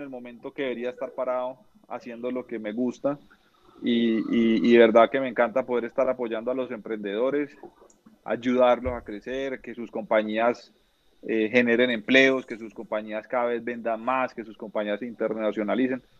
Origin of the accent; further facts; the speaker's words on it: Neiva, Huila, Colombia; Yo soy de Neiva Huila